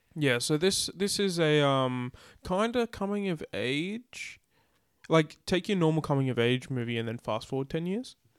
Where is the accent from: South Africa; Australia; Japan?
Australia; we're Australian